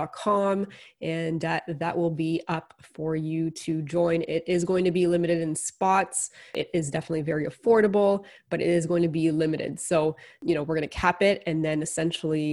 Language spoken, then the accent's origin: English; Canada; as Canadian investors